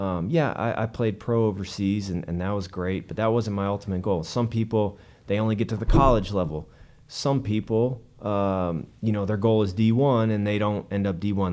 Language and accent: English; Denver, Colorado, United States; I grew up in Denver, like I said, uh, at least in high school.